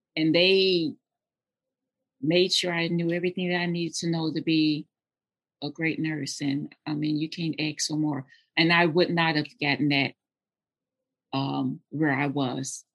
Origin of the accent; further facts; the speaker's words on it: Jackson, Tennessee, United States; moved away; I'm actually from Tennessee. I was born in um, Jackson, Tennessee